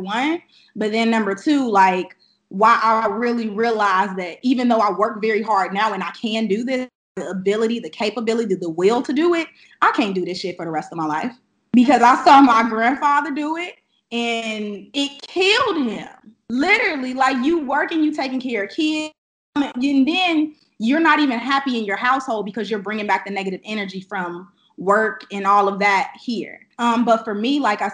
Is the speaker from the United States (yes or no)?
yes; Chicago, Illinois, United States; now in Atlanta, United States; I'm currently based out of Atlanta, Georgia, and I am originally I was based, or I'm from Chicago, Illinois. So I'm from the South Side